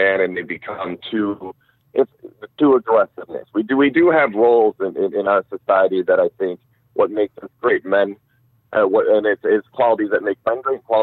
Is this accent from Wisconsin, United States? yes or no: yes; Wisconsin, United States; moved away; back in my hometown of Wisconsin and all the areas where I actually got in a fight as a kid growing up